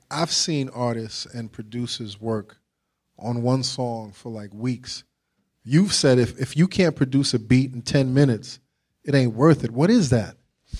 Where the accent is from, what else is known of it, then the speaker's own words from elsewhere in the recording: New York, United States; from New York, son.